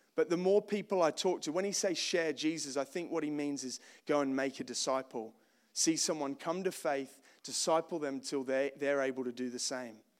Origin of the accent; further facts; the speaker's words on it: Australia; moved away as an adult; I grew up in Australia, uh, born in nineteen eighty-seven